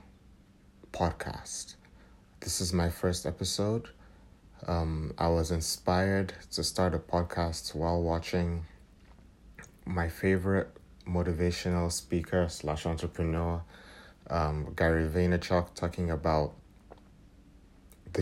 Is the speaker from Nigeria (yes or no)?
yes; Nigeria; I hail from Nigeria.